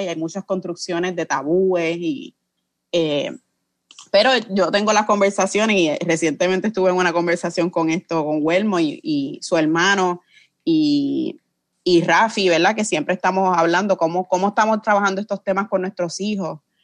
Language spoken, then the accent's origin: Spanish; Puerto Rico; como puertorriqueñas hemos sido sometidas a, operaciones, a la esterilización forzosa